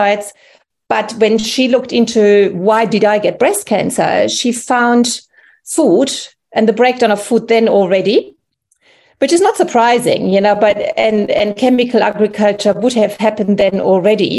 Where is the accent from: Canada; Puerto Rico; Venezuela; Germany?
Germany; English is a second language; moved away as an adult; also born or lived in England; now in New South Wales, Australia; You can hear by my accent that I'm actually originally from Germany, and I came here in 1997-98